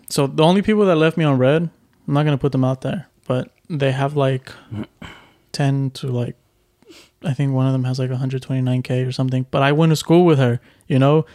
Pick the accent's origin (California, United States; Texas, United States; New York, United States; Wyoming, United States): Texas, United States; Houston; I'm from Houston